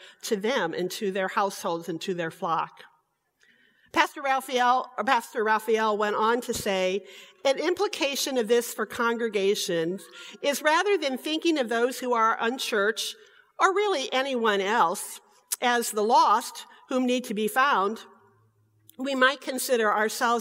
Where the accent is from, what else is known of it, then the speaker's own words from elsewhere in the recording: Michigan City, Indiana, United States; In St. Paul Lutheran Church, where I was raised in Michigan City, Indiana